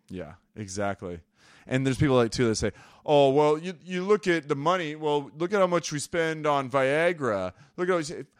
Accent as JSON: {"language": "English", "country": "United States", "said": "As American people"}